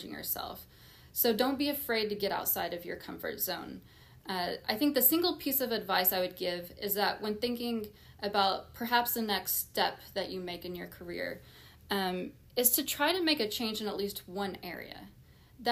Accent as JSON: {"language": "English", "region": "Oklahoma", "country": "United States", "tie": "born or raised there", "moved": "as an adult", "said": "be able to come back and be a part of moving that forward in my home state"}